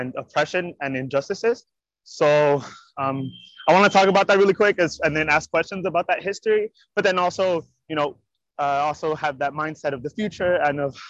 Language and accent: English; Hayward, California, United States; I was born and raised in the Hayward area, borderline with Cherryland